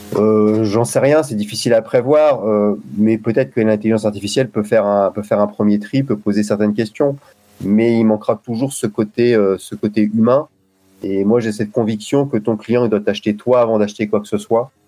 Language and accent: French; Lille, Hauts-de-France, France; now in Saint-Maur, France; j'habite Saint-Maur et je suis originaire de Lille